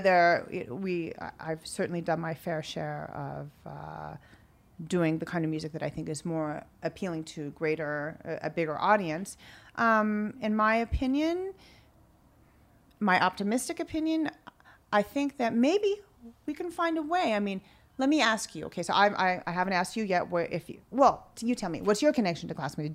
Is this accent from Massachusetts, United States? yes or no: no; California, United States; moved away; I grew up a lot in California